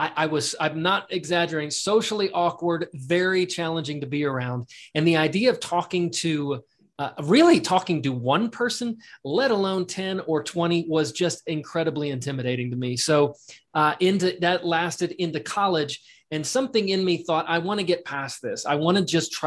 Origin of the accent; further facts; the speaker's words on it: Houston, Texas, United States; moved away as an adult; also born or lived in Waco / Los Angeles; I grew up in Houston